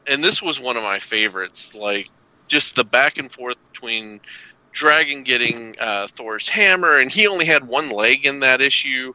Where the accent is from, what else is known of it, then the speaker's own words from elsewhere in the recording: Arkansas and Kentucky, the South, United States; I grew up in Arkansas and Kentucky